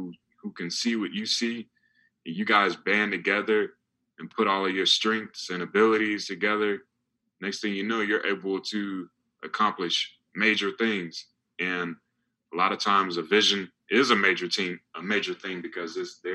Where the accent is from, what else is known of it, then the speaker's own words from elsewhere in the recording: North Carolina, United States; I'm originally from North Carolina in the United States